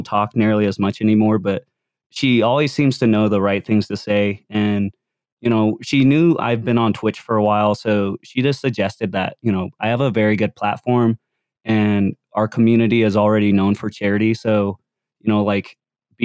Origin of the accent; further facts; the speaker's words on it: Utah, United States; growing up in Utah, you know, I'm probably like 5 Asian kids that graduated in my high school